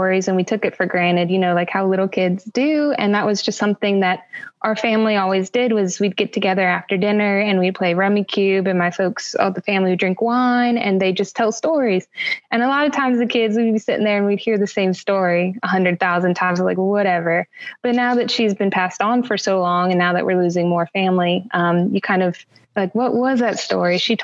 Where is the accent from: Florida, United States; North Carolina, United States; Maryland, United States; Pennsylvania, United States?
Florida, United States; also born or lived in Virginia / the South; now in Louisiana, United States; I was born in Virginia and I was raised throughout the South my whole life. I grew up in Florida mostly, and I live in Louisiana now.